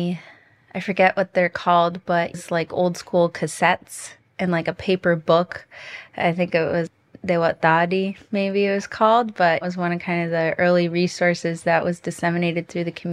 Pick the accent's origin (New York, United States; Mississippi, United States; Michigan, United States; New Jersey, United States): New York, United States; Buffalo; now in Brantford, Canada; I was born and raised in Buffalo, New York.